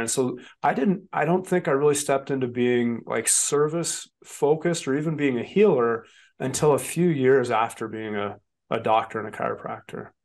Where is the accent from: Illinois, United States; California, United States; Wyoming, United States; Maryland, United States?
Wyoming, United States; also born or lived in Colorado / Montana; I was this kid from Wyoming